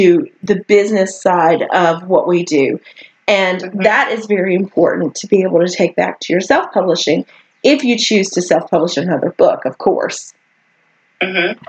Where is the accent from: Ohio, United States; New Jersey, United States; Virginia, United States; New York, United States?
Virginia, United States; I was born in Virginia